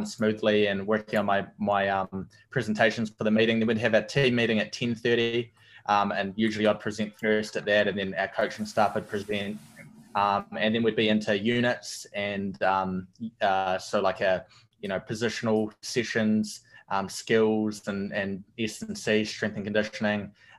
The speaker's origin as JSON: {"language": "English", "town": "Dunedin", "region": "Otago", "country": "New Zealand", "moved": "yes", "said": "from Dunedin, a little place called Dunedin in New Zealand, down the bottom of the South Island"}